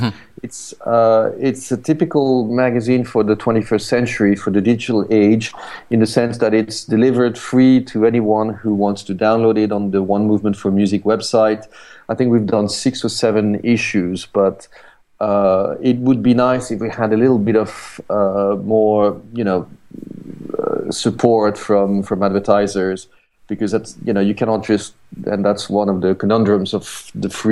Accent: France; moved away as an adult; also born or lived in Paris; now in London, United Kingdom; I'm, as you can hear, I'm French, but I'm based in London

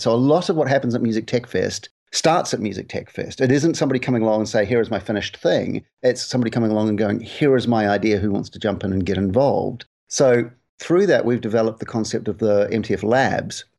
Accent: New Zealand; moved away as an adult; also born or lived in United Kingdom; I'm from New Zealand originally, where I was in radio for a long time

